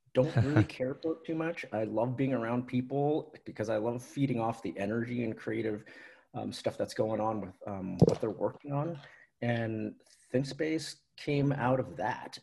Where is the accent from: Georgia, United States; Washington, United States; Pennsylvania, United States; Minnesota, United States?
Washington, United States; Seattle; I grew up in Seattle, born in Seattle, lived in Seattle almost my whole life